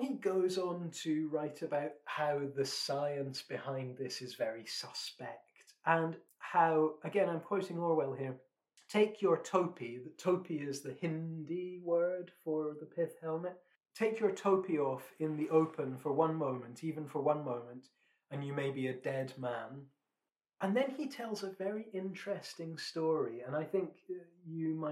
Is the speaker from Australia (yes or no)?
no; Scotland, United Kingdom; I'm a Scotsman